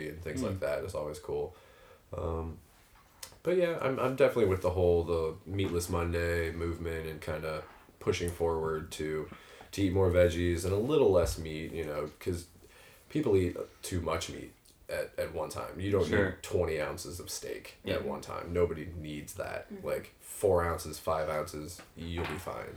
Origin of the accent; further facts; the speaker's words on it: Hazelwood, Missouri, United States; I came from North County. I'm St. Louis, born and raised. Grew up in Hazelwood